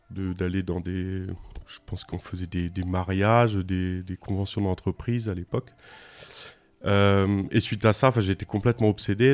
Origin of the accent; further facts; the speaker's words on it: Bourges, Centre-Val de Loire, France; now in Lyon, France; je suis né à Bourges